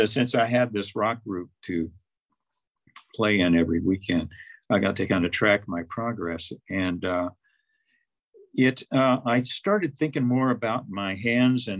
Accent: Fort Worth, Texas, United States; moved away; I'm from Fort Worth

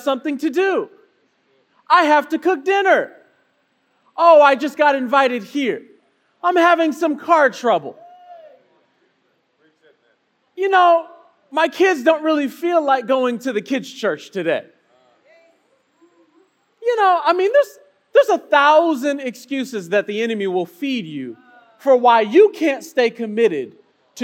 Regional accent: Chicago, Illinois, United States; I'm a city boy. You know, I come from Chicago, you know, so paved streets is my thing

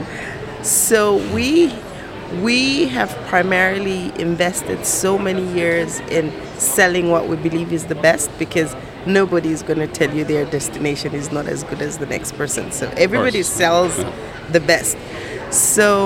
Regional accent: Lusaka, Lusaka Province, Zambia; I come from Lusaka, Zambia.

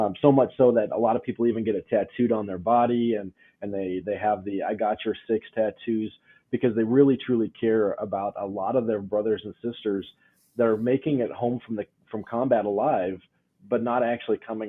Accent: Rosebud, Montana, United States; I grew up here in Montana over in a small town of Rosebud over by Miles City.

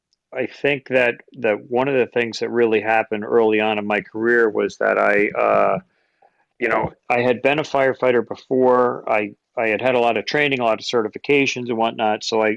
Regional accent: Long Island, New York, United States; moved away; also born or lived in Bethel, Connecticut; Grew up in Long Island, hanging around a Long Island firehouse.

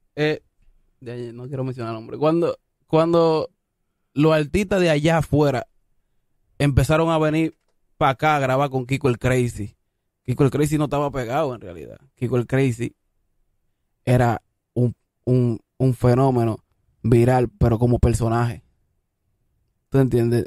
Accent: Consuelo, San Pedro de Macorís, Dominican Republic; also born or lived in Isabelita, Santo Domingo Este; now in Santo Domingo Este, Dominican Republic; Yo vengo de Guachupita, Consuelo, San Pedro de Macorís, lo más profundo para allá atrás. Ah, de, Rozando con Ato Mayor. Después me, me, vine a mudar aquí para la Isabelita

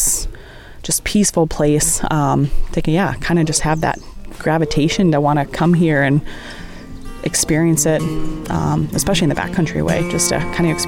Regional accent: Brimley, Michigan, United States; I'm from Brimley, Michigan. So I am a Native American tribal member of Bay Mills Indian Community.

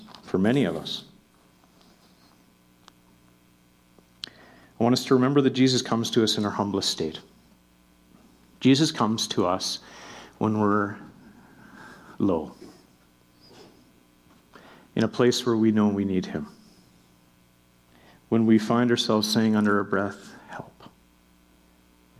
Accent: Melfort, Saskatchewan, Canada; now in Calgary, Canada; I'm from Melfort, Saskatchewan

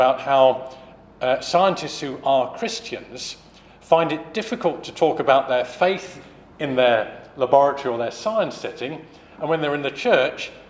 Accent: United Kingdom; the first time I visited that as a British person

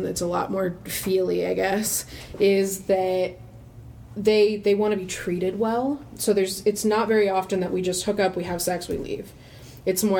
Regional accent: New Orleans, Louisiana, United States; I grew up in New Orleans

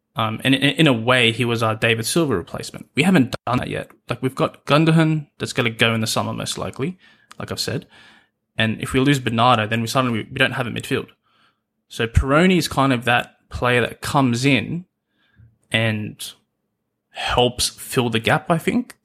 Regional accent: Australia; accent: Australian, Aussie; the accent you can hear is, uh, Australian

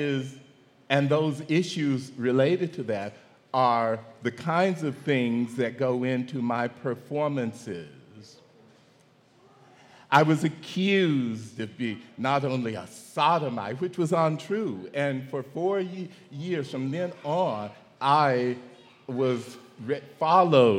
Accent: Mississippi, United States; growing up in Mississippi

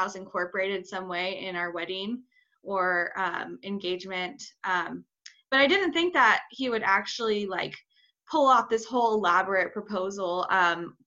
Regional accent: Boise, Idaho, United States; I'm from Boise, Idaho

